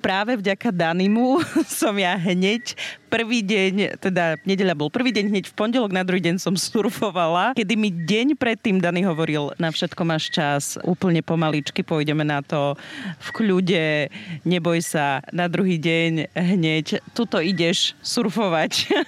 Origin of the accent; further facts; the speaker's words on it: Pichne, Prešov Region, Slovakia; u nás doma v Pichniach na dedine, že všetci sa poznajú